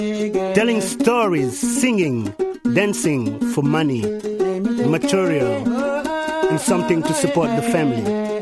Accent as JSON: {"language": "English", "region": "Dakar", "country": "Senegal", "tie": "born there", "said": "I was born in Dakar, Senegal, West Africa."}